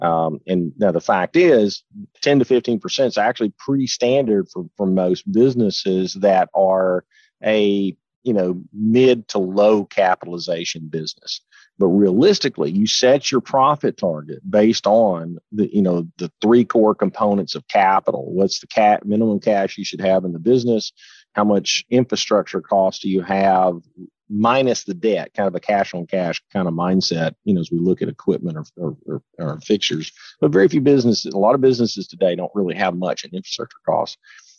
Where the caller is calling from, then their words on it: Huntsville, Alabama, United States; I'm actually in the office, believe it or not, today in Huntsville, Alabama.